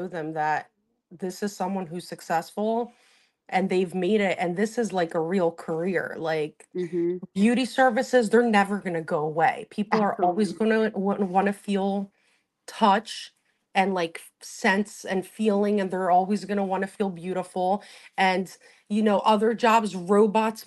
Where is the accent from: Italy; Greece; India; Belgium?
Greece; now in Wynwood, Pennsylvania, United States; I grew up in Greece with my grandparents.